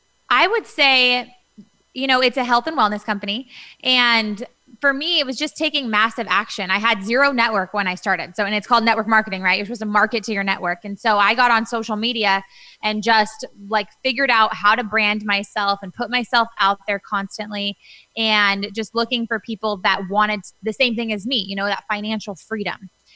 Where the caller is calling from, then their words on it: Newport Beach, California, United States; I am in Newport Beach, California, where I live.